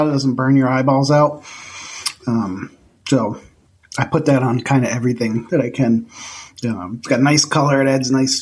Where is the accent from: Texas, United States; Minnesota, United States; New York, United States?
New York, United States; Central; moved away; I'm from Central New York